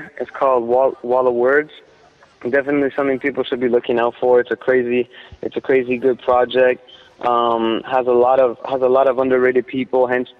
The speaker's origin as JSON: {"language": "English", "country": "Canada", "said": "people used to find out I was from Canada"}